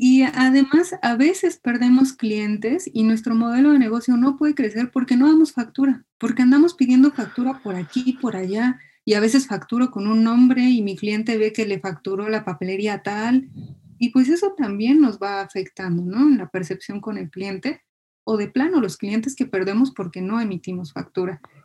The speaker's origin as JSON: {"language": "Spanish", "country": "Mexico", "said": "Como mexicanos"}